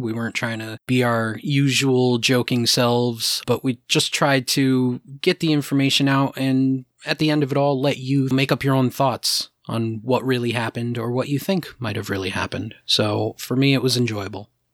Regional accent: New England, United States; we're all from New England

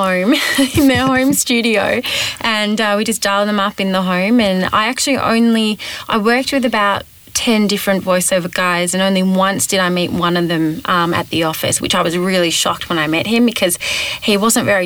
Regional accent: Australia; accent: Australian; moved away; also born or lived in Los Angeles, United States; I had an Australian accent

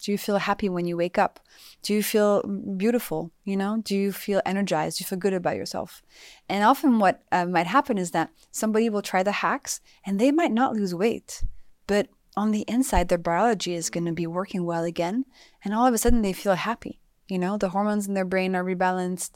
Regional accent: France; moved away; also born or lived in United States; I grew up in France

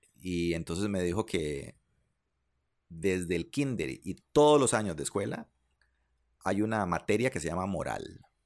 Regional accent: Liberia, Guanacaste, Costa Rica; mis amigos con los que crecí en Liberia

